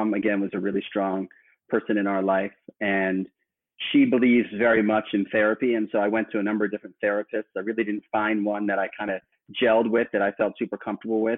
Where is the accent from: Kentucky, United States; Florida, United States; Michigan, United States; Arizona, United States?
Florida, United States; Miami; I was born in Miami, where I grew up through high school